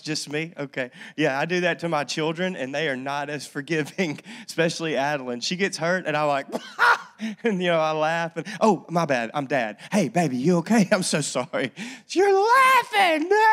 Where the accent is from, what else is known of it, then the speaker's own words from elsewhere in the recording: North Louisiana, United States; I grew up in North Louisiana